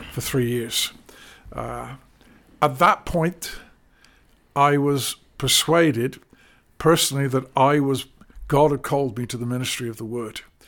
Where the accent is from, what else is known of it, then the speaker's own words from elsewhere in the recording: London, United Kingdom; moved away; also born or lived in Crawley / Derby; I was brought up in North London